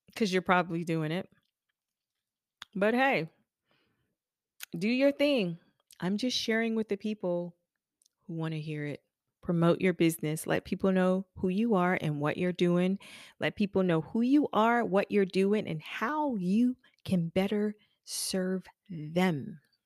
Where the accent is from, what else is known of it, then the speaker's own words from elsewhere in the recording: Charleston, South Carolina, United States; moved away as an adult; now in Charlotte, United States; I'm from Charleston. South Carolina. I've been living in Charlotte for almost